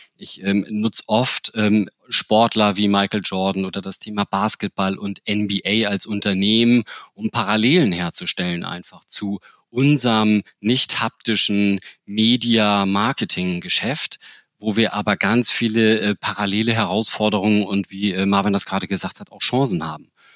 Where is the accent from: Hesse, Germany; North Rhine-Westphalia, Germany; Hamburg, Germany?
Hamburg, Germany; als Hamburger